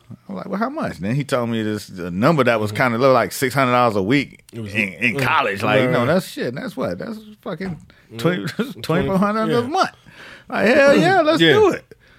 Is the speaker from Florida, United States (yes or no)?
yes; Miami Gardens, Florida, United States; the city I grew up in Miami Gardens.